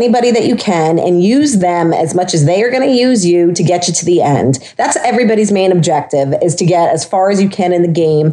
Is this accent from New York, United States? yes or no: yes; Long Island, New York, United States; I'm from Long Island. I'm from an island where there's salt water all over the place